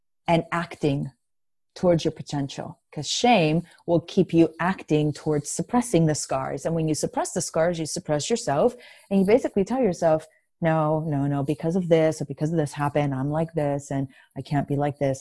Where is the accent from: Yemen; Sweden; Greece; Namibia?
Greece; first language Greek; English is a second language; moved away; English, believe it or not, is not my first language. I was born and raised in Greece.